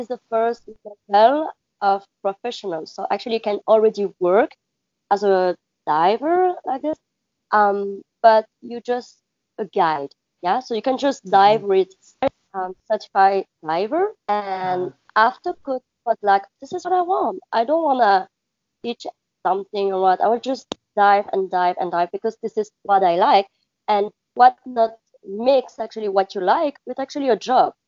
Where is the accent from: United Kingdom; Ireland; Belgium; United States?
Belgium; English is a second language; moved away as an adult; now in Maldives; I'm from Belgium